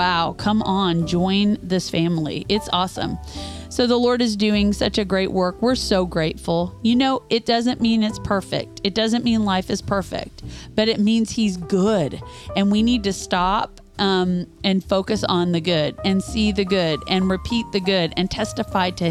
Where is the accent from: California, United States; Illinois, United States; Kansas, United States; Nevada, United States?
Kansas, United States; moved away as an adult; now in Louisville, United States; We're from Kansas